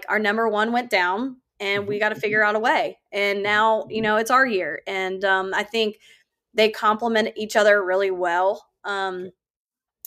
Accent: Northern Neck, Virginia, United States; moved away; it's Northern Neck. It's my hometown.

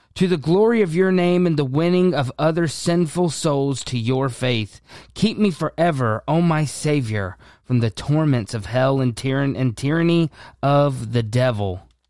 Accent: United States; we as the American church overall

